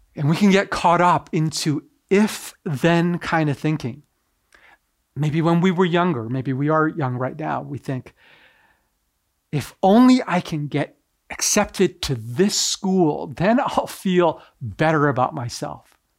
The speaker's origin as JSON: {"language": "English", "country": "Canada", "tie": "born or raised there", "also_born_or_lived": "Tokyo, Japan", "said": "I was raised primarily here in Canada, but I was actually born in Tokyo, Japan."}